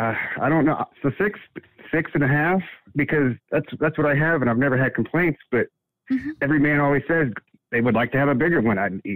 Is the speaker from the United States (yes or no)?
yes; Illinois, United States; I'm from Illinois.